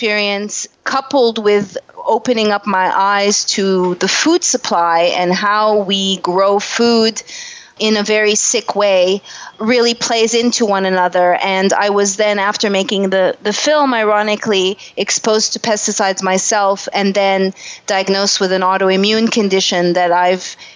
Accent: Canada; moved away as an adult; also born or lived in Montreal; now in Los Angeles, United States; I'm a Canadian, and I moved to Los Angeles

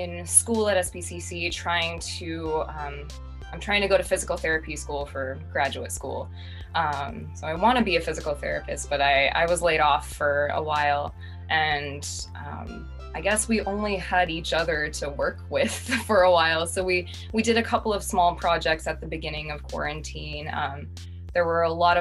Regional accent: Silicon Valley, California, United States; I grew up in Silicon Valley

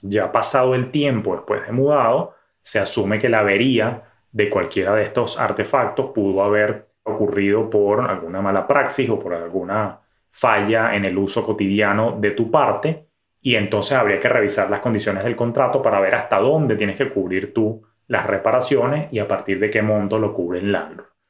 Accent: Venezuela; En mi país

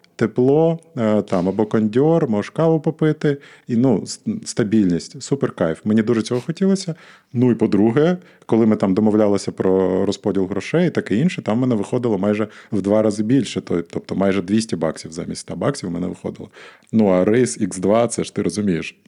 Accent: Odesa, Odesa Oblast, Ukraine; я сам з Одеси

